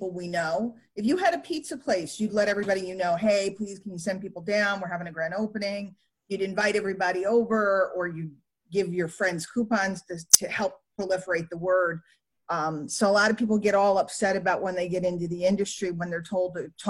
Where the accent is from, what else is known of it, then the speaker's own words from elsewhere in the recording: New York City, New York, United States; I grew up in New York City